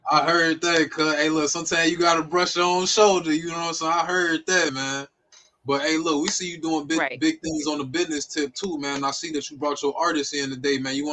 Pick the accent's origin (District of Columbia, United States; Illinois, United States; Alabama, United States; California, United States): Alabama, United States; also born or lived in New York; I'm from New York. Grew up in Alabama.